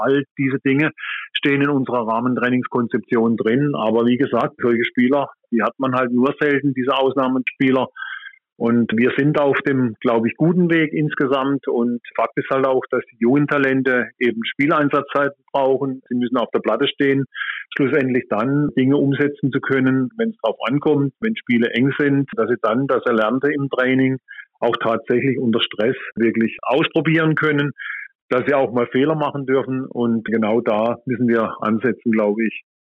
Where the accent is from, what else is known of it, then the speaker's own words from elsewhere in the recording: Germany; bei uns in Deutschland